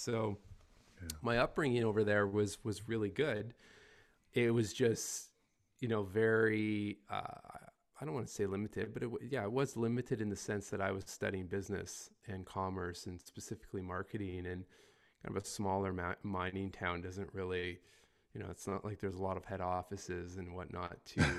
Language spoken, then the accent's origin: English; Ontario, Canada; also born or lived in Toronto area; But yeah, born and raised in Canada. I've moved around a little bit within the country, originally from a really small mining town in northern Ontario.